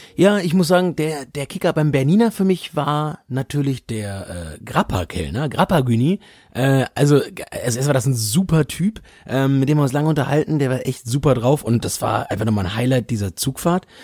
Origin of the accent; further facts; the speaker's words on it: Germany; bei uns in Deutschland